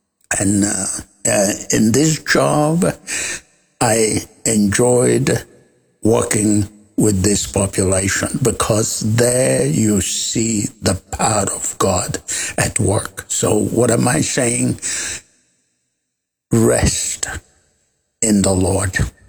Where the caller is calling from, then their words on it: South Sudan; I'm calling in from South Sudan.